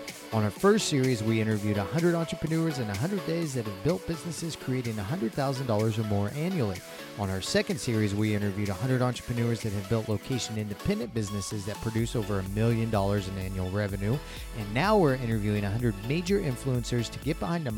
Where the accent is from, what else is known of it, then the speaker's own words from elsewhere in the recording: Kansas City, United States; I grew up outside of Kansas City, so just down the road